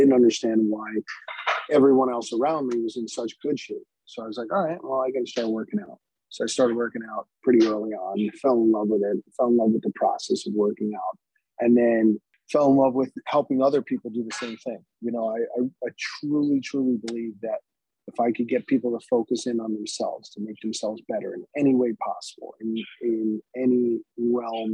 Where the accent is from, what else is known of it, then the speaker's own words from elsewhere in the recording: New Jersey, United States; now in New York, United States; I'm from originally from New Jersey